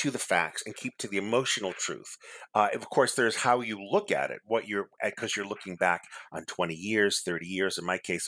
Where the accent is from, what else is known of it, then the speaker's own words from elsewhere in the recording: Massachusetts, United States; I'm an only child and I'm Portuguese and I grew up in Massachusetts